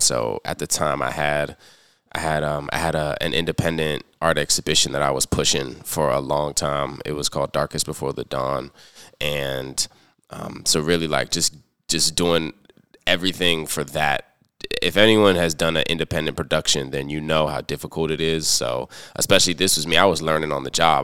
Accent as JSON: {"language": "English", "area": "Prince George's County", "region": "Maryland", "country": "United States", "tie": "born or raised there", "also_born_or_lived": "Washington, D.C. / Chicago", "moved": "as an adult", "lives_now": "Baltimore, United States", "said": "I was born in Washington, D C, raised in Prince George's County"}